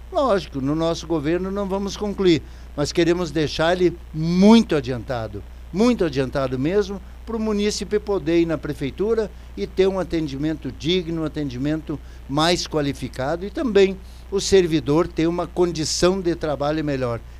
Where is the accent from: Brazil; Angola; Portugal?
Brazil; Carazinho, Rio Grande do Sul; also born or lived in Sobradinho; Vim como um moleque aqui para nossa cidade aqui, para Carazinho, sou nascido lá do interior de Sobradinho, né? vim para cá e Carazinho me acolheu